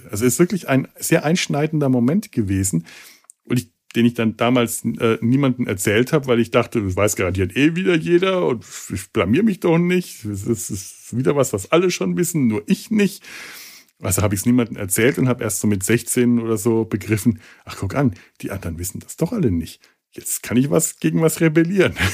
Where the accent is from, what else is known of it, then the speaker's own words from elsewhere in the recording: Bavaria, Germany; Als Franke ist ja gerne mal der Bayer das Feindbild, so wie äh, für den Bayern der Preuße das Feindbild ist